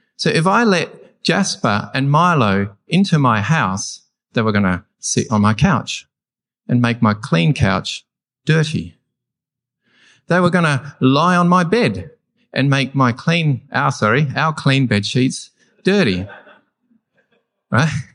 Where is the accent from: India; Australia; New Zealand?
Australia; I'm an Australian.